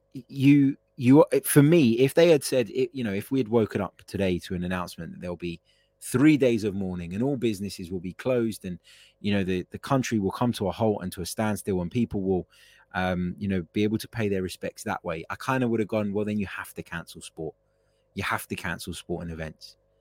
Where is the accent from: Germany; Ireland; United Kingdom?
United Kingdom; I'm not of English heritage, but I am a British citizen. I was, you know, I've, I've grown up here